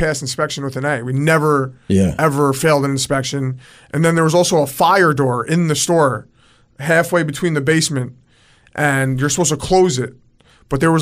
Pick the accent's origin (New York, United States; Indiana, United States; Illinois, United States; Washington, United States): New York, United States; Roslyn Heights; also born or lived in Queens, New York; I grew up in the North Shore of Long Island in Roslyn Heights